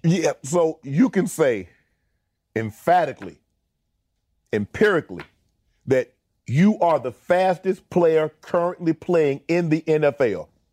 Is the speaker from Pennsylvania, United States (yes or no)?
no; Georgia, United States; I'm from Georgia